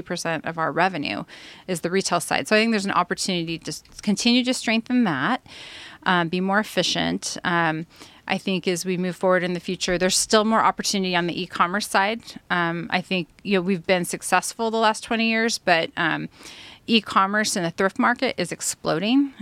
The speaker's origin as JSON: {"language": "English", "town": "Santa Maria", "region": "California", "country": "United States", "tie": "born or raised there", "also_born_or_lived": "Orange County, California", "said": "I was actually born and raised in Santa Maria, California"}